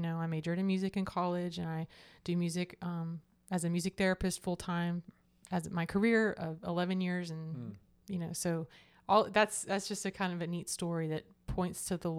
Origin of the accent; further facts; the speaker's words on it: Hattiesburg, Mississippi, United States; born there; also born or lived in Florida; Well, I was born in Hattiesburg, Mississippi.